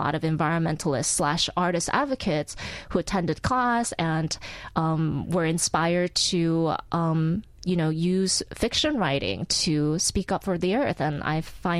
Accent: Portland, Oregon, United States; also born or lived in Incheon, South Korea; I was born in Incheon, Korea, and my family moved to Portland, Oregon at age 9.

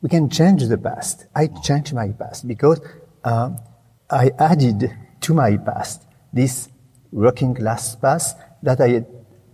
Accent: Reims, Grand Est, France; English is a second language; moved away

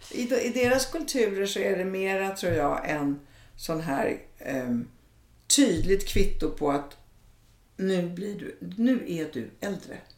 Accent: Italy; moved away; jag är från Italien

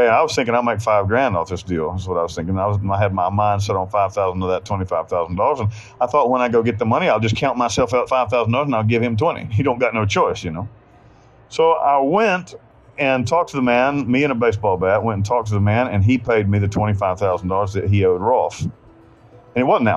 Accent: United States; moved away as an adult; also born or lived in Panama; I'm an American

